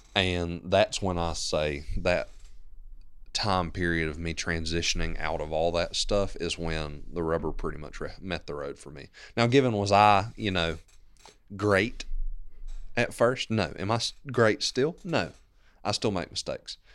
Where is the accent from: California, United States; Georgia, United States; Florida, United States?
Georgia, United States; Maysville; also born or lived in Gainesville / Commerce; I grew up here in Maysville